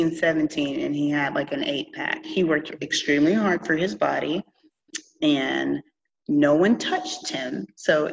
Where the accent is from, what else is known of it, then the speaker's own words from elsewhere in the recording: Seneca, South Carolina, United States; now in Naples, United States; Seneca is a cute little town in the mountains of South Carolina where it's connected to North Carolina and Georgia. And it's in the middle.